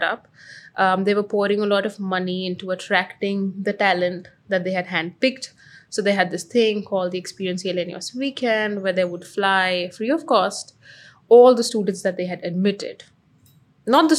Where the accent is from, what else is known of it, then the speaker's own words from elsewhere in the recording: Amritsar, Punjab, India; moved away as an adult; also born or lived in Singapore; Amritsar, small town